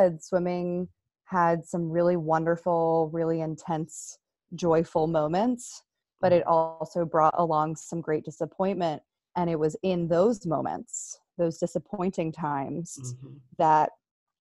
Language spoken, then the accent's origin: English; right outside of Philadelphia, Pennsylvania, United States; I am from Pennsylvania, right outside of Philadelphia. I grew up there.